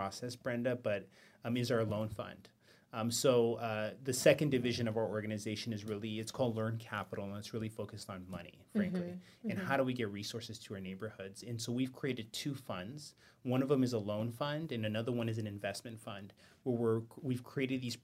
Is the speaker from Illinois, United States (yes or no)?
no; West Covina, California, United States; also born or lived in East Los Angeles; I was born in East L.A. and I grew up in West Covina